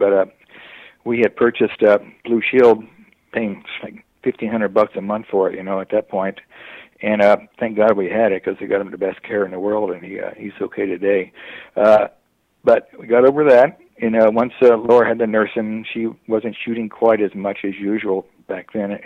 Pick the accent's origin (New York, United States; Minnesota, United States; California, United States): California, United States; San Gabriel Valley; also born or lived in Dallas, Texas; now in San Clemente, United States; I've lived in San Gabriel Valley forever